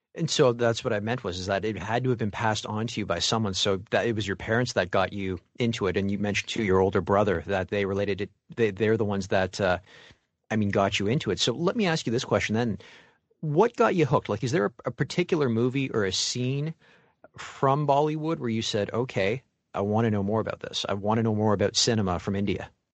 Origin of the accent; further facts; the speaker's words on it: Mississauga, Ontario, Canada; If you ever fly to Toronto, you're gonna land in my hometown.